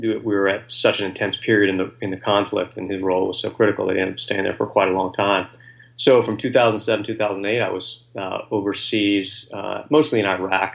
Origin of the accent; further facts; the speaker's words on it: Virginia, United States; also born or lived in Coronado, California; now in Washington, D.C., United States; I grew up in Virginia